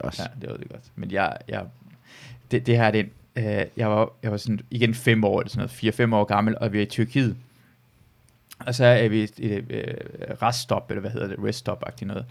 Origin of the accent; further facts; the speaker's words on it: Iran; now in Denmark; jeg kommer jo fra Iran af